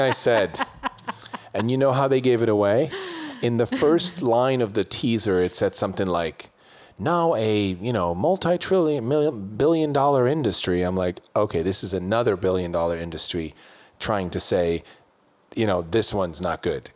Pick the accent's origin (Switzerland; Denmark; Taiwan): Switzerland; when I was growing up in Switzerland